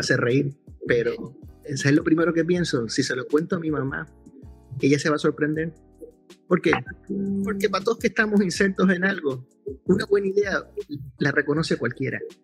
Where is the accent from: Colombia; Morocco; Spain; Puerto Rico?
Puerto Rico; soy de Puerto Rico